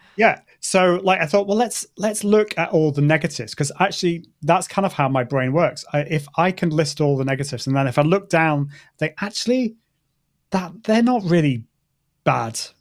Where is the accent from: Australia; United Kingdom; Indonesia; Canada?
United Kingdom; accent: British; my British accent